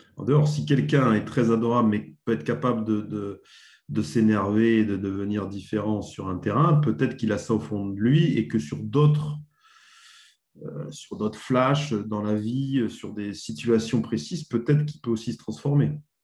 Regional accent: Dijon, Bourgogne-Franche-Comté, France; moved away as an adult; now in Bordeaux, France; je suis originaire de Bourgogne. Je suis né à Dijon, en Bourgogne. Donc, de 7 ans à 20 ans, j'ai joué dans, deux petits clubs en Bourgogne

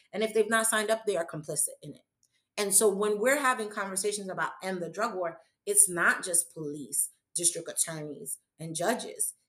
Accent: New York City, New York, United States; I am a New Yorker. I am from the borough of Manhattan. I was schooled here

